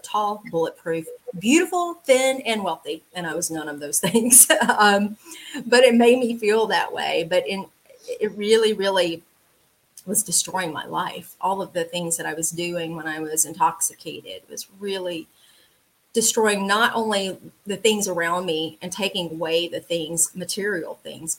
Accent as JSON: {"language": "English", "town": "LaGrange", "region": "Georgia", "country": "United States", "tie": "born or raised there", "also_born_or_lived": "Atlanta area, Georgia", "said": "I am from LaGrange, Georgia, which is a town about an hour and a half south of Atlanta. Very, very small town. I was born and raised there"}